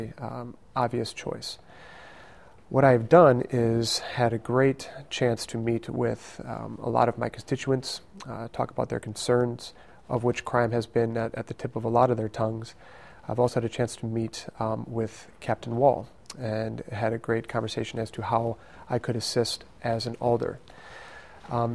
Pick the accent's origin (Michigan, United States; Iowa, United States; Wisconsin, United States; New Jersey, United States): Wisconsin, United States; Madison; I am from Madison. I was born and raised on the west side of Madison